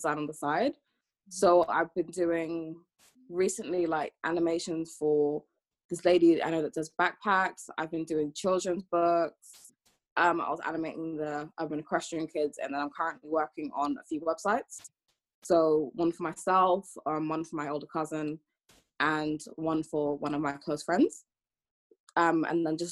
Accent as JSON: {"language": "English", "region": "London", "country": "United Kingdom", "tie": "born or raised there", "also_born_or_lived": "Antigua and Barbuda", "said": "I'm half Antiguan, half Jamaican, and I'm from London"}